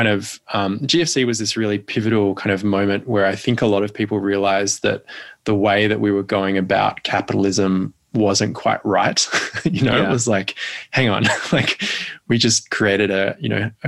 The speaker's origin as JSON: {"language": "English", "town": "Perth", "region": "Western Australia", "country": "Australia", "tie": "born or raised there", "also_born_or_lived": "Melbourne", "moved": "as an adult", "said": "I grew up in Perth and then moved to Melbourne to go to uni"}